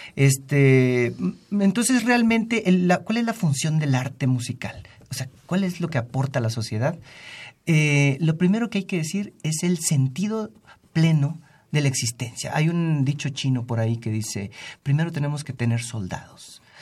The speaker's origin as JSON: {"language": "Spanish", "country": "Mexico", "said": "nosotros como ciudadanos mexicanos"}